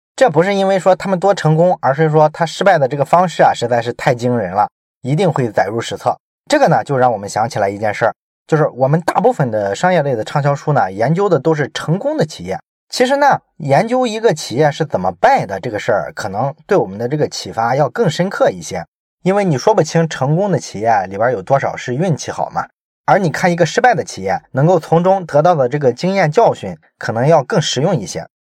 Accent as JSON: {"language": "Chinese", "region": "Shandong", "country": "China", "said": "我作为一个山东人"}